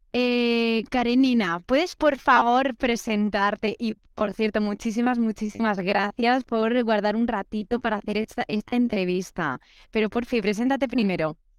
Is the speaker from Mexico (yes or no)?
no; Spain; moved away; soy española, pero estoy viajando en América